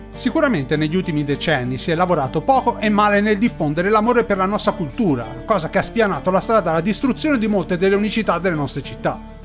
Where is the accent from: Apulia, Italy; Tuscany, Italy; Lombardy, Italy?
Tuscany, Italy; Pontedera; la cittadina che mi ha dato i Natali, Pontedera